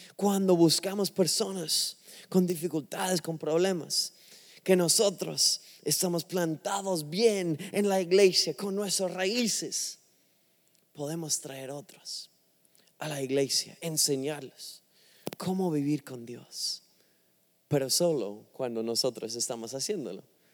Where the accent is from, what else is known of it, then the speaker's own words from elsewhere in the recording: England, United Kingdom; Spanish is a second language; now in Miami, United States; no soy de un, país que habla español, soy inglés, de Inglaterra